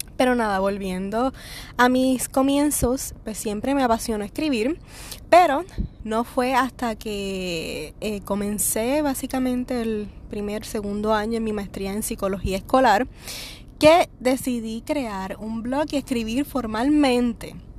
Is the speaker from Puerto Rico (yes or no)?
yes; Puerto Rico; yo soy de Puerto Rico.